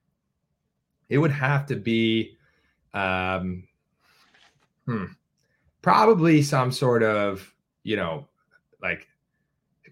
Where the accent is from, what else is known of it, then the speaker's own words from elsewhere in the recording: Finger Lakes, New York, United States; I grew up on the Finger Lakes